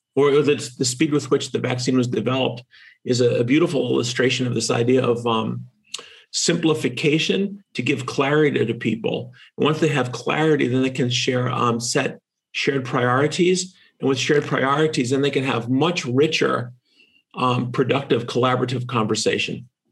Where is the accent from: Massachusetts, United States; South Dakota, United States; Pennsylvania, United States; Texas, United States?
Massachusetts, United States; In my home state of Massachusetts